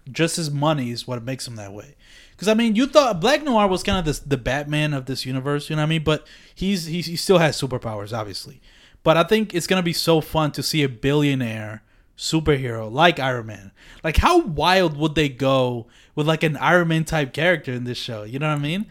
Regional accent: Philadelphia, Pennsylvania, United States; I'm from Philadelphia

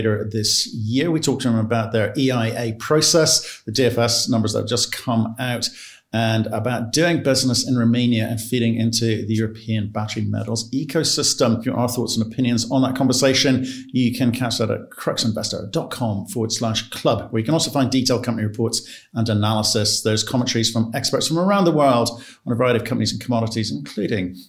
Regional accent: United Kingdom; As a Brit

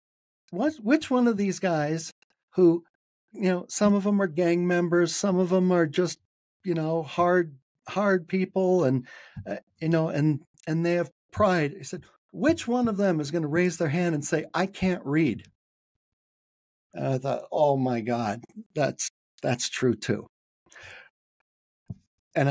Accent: San Francisco, California, United States; moved away as an adult; now in Salt Lake City, United States; I was born and raised in San Francisco. That was the first time I moved away.

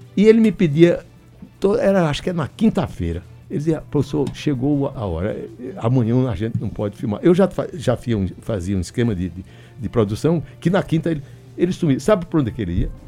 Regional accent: Northeast Region, Brazil; nós todos que somos nordestinos

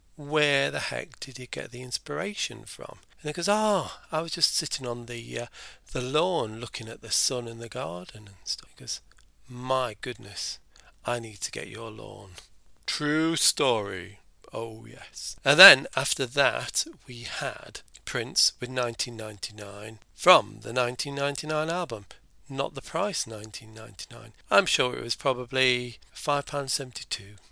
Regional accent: Ireland; being Irish myself

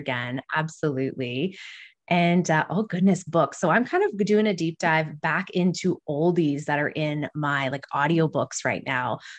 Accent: Alberta, Canada; now in Kingston, Canada; I'm originally from Alberta

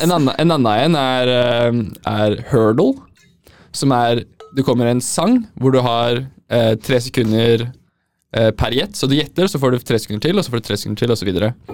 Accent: Oslo, Norway; Jeg er ikke en bunadsgutt. Jeg er fra Oslo øst

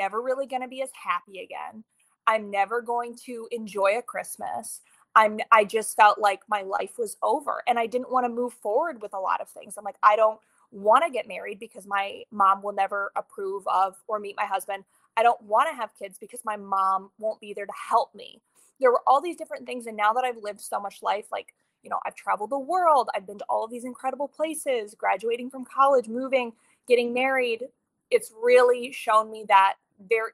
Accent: Ohio, United States; moved away as an adult; also born or lived in New York City, New York; now in Stillwater, United States; I'm originally from Ohio. Right out of high school, I moved to New York City

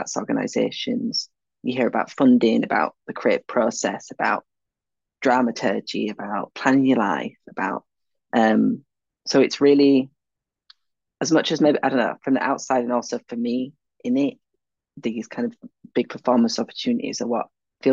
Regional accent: Leeds, Yorkshire and the Humber, United Kingdom; I'm from Leeds

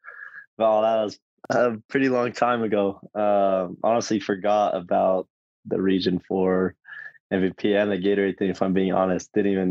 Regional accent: American Fork, Utah, United States; I grew up in American Fork

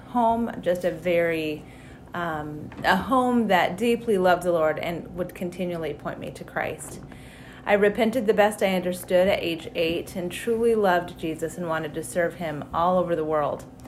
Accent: Wyoming, United States; moved away as an adult; now in Chaska, United States; I grew up in the state of Wyoming in just a really very stable, loving military home

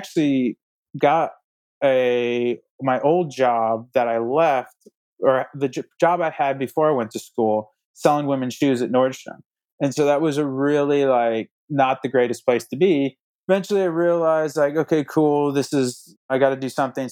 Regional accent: Indiana, United States; I'm from Indiana

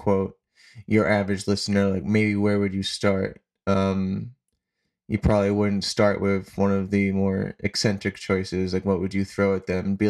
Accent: Boston, Massachusetts, United States; I'm from Boston, Massachusetts

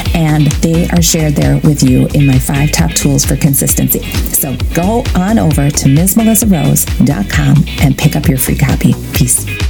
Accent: Wisconsin, United States; I grew up on a dairy farm. And yes, I am from Wisconsin

